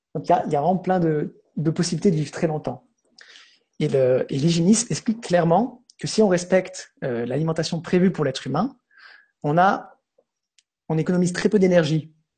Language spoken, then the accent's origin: French; Switzerland; je suis suisse